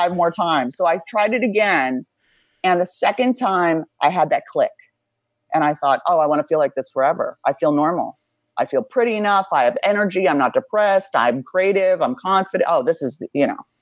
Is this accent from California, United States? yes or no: yes; Beverly Hills, California, United States; I grew up pretty wealthy in Beverly Hills